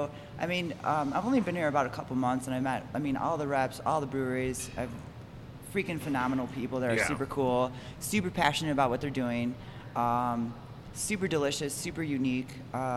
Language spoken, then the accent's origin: English; Chicago, Illinois, United States; now in Denver, United States; they know we're from Chicago.